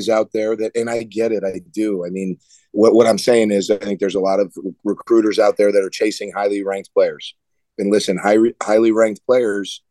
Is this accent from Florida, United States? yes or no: yes; South Florida, United States; moved away as an adult; growing up in South Florida